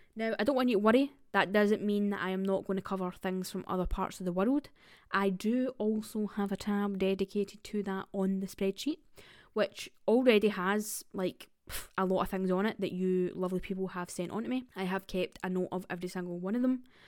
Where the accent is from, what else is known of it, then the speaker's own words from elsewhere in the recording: Scotland, United Kingdom; I am Scottish, and I have heard a lot of these stories through my grandparents and family